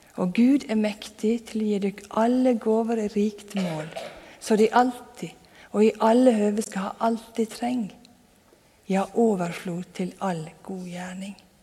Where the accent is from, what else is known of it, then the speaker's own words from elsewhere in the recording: Sunnmøre, Møre og Romsdal, Norway; moved away; Jeg vokste opp på Sunnmøre, og da på ei bygd der skal du helst ikke skryte av noen ting